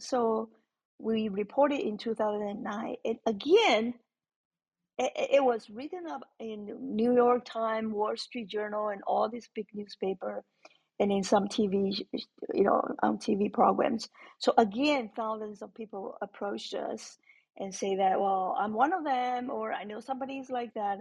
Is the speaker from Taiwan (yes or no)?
yes; Taiwan; moved away as an adult; I grew up in Taiwan, so our education system is very different from here.